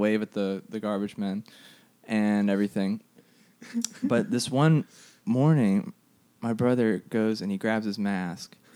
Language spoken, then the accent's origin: English; Jackson area, Mississippi, United States; I grew up in the Jackson area, about 20 minutes south of Jackson